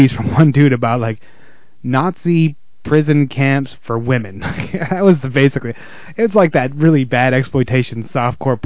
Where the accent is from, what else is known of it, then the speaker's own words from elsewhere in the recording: the South, United States; I'm from the South.